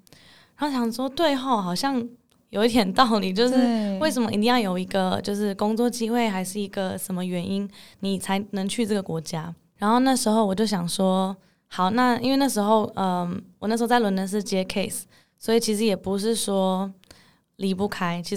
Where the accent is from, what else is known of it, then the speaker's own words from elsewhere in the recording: Netherlands; also born or lived in Hong Kong / Singapore / United Kingdom; now in Taiwan; 我妈妈是台湾人，爸爸是英国人。然后我小时候其实在香港长大，但是其实住不到一年就搬到新加坡。新加坡住了三年之后，到了英国住了四年。英国之后又搬到荷兰，那大部分的时间都是在荷兰长大。